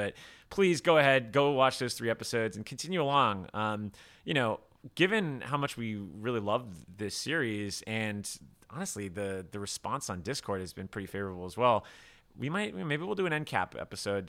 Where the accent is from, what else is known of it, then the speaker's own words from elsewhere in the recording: South Florida, United States; I'm from South Florida.